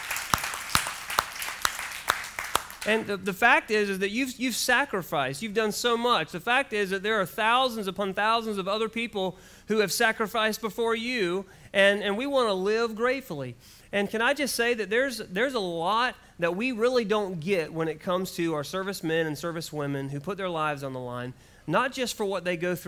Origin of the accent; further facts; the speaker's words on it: United States; I'm so glad for the freedoms that I have as an American